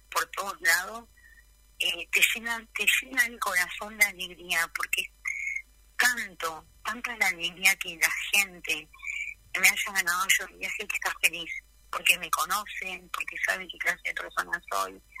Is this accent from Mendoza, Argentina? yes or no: no; Río Gallegos, Santa Cruz, Argentina; yo soy nacida y criada en Río Gallegos